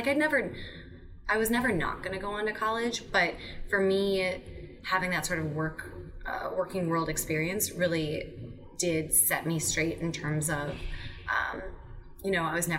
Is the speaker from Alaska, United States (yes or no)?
no; Madison, Wisconsin, United States; moved away as an adult; also born or lived in Pennsylvania; I'm from Madison. My whole family is still there